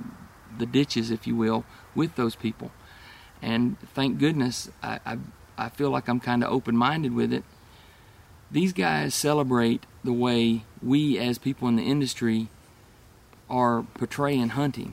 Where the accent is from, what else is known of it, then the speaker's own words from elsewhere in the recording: Atlanta, Georgia, United States; also born or lived in Ohio; I was born in Ohio. Moved to Georgia when I was 5 or 6. My dad was a fireman and transferred to the city of Atlanta